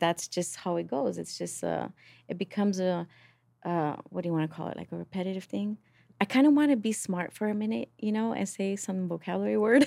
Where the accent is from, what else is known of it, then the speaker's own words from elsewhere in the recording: Los Angeles, California, United States; from East L